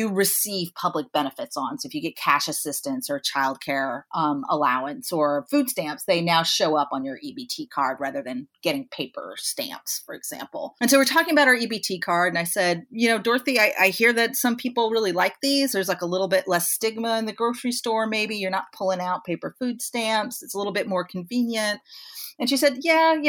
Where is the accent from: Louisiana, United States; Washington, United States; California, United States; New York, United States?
New York, United States; Troy; in my hometown here in Troy, New York